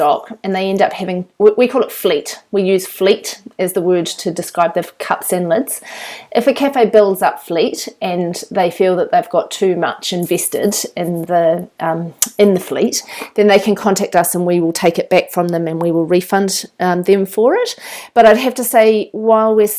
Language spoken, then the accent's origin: English; New Zealand; moved away as an adult; also born or lived in London; when I came back to New Zealand